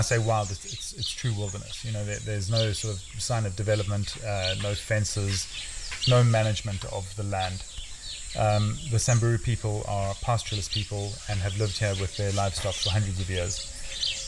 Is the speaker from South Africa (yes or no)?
yes; South Africa; moved away as an adult; also born or lived in India; now in Kenya; I grew up outside the Kruger in, in South Africa, so the bush was always in my blood